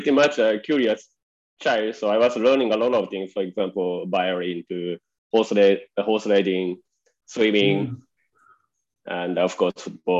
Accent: Japan; English is a second language; moved away as an adult; also born or lived in Pune, India; now in India; Yeah, I was born in Japan.

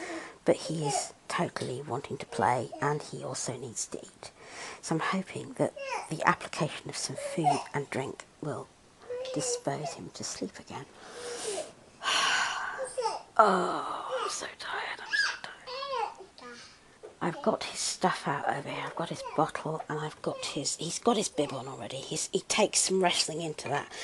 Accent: United Kingdom; I'm British

